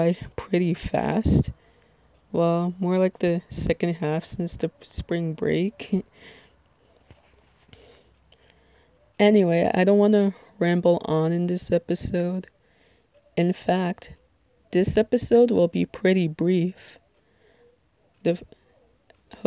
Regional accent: Little Ferry, New Jersey, United States; I'm from Little Ferry, New Jersey, which, if you're not familiar with, it is in Bergen County

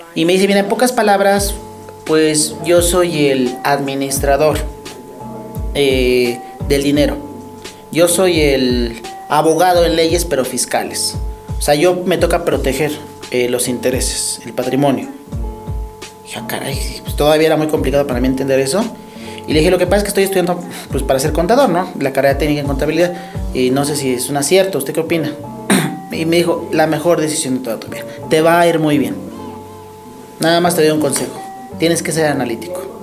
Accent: Ecatepec, State of Mexico, Mexico; soy de la Ciudad de México, eh, Catepec, zona metropolitana

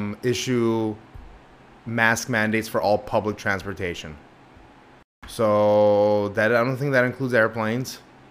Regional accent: Los Angeles, California, United States; We're from Cali.

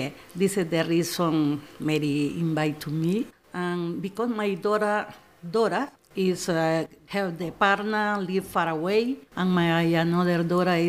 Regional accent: El Salvador; moved away as an adult; now in Australia; From El Salvador

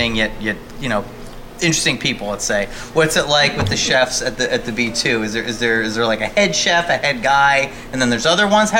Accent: Highlands, New Jersey, United States; I'm from Highlands

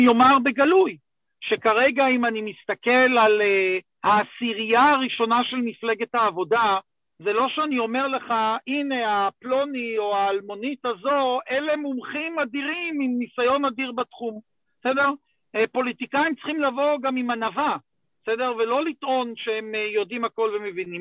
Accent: Gush Dan, Israel; also born or lived in Jerusalem; אני איש גוש דן

